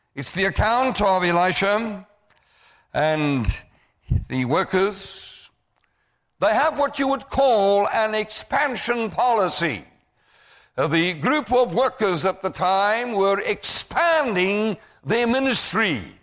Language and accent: English; South Africa; I come to your country from South Africa